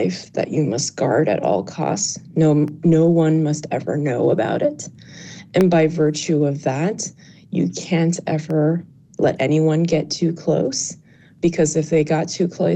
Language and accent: English; New York City, New York, United States; born or raised there; English is a second language